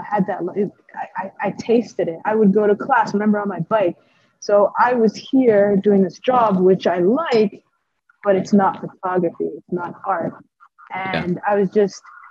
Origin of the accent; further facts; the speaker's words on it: Ottawa, Ontario, Canada; moved away as an adult; now in Edmonton, Canada; went back to my hometown